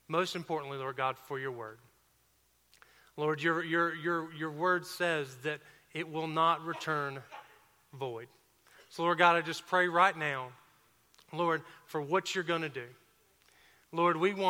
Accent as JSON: {"language": "English", "area": "outside of Atlanta", "region": "Georgia", "country": "United States", "tie": "born or raised there", "moved": "yes", "lives_now": "Alabama, United States", "said": "I did grow up a little bit outside of Atlanta, Georgia"}